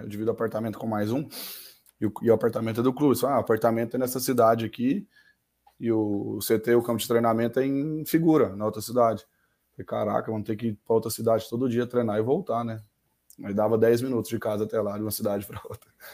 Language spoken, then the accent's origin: Portuguese; Mineiros, Goiás, Brazil; also born or lived in Uberlândia, Minas Gerais / Goiânia / Germany; E morei a vida toda em Mineiros, aqui no interior de Goiás